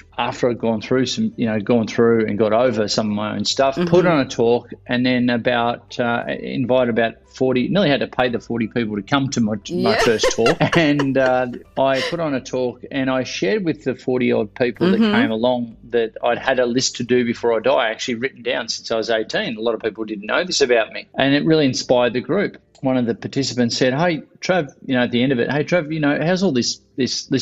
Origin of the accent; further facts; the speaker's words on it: Victoria, Australia; I've born and bred here, and right next to the beach where I grew up surfing.